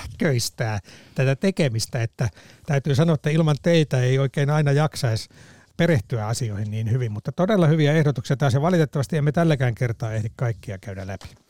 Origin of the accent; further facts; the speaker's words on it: Salla, Lapland, Finland; Sallasta kotoisin olevana